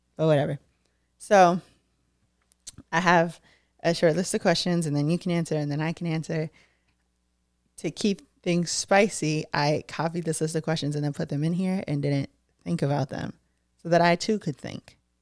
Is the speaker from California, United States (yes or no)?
no; Brockton, Massachusetts, United States; I'm a Brockton bitch